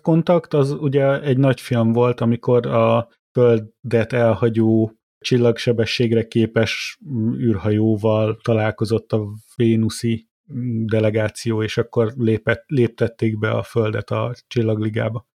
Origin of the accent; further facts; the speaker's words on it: Miskolc, Borsod-Abaúj-Zemplén, Hungary; also born or lived in Tullamore, Ireland; now in Ireland; én Miskolci vagyok, én tudom, én jártam ott